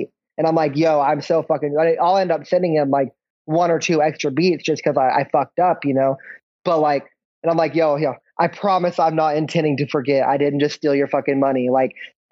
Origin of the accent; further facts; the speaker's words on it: Oklahoma, United States; We're both from Oklahoma